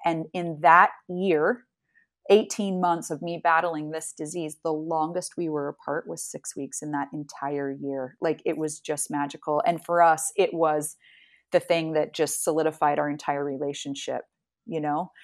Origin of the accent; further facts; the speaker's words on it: Salt Lake City, Utah, United States; moved away as an adult; now in Amsterdam, Netherlands; I am a native Salt Lake City, uh, I grew up in Salt Lake City, and I currently now live in Amsterdam